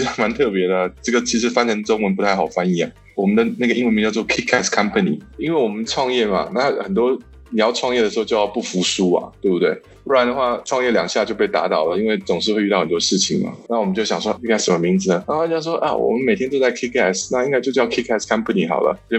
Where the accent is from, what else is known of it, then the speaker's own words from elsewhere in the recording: South Africa; 我基本上是从南非从小长大的嘛，然后我们现在就是在南非经商。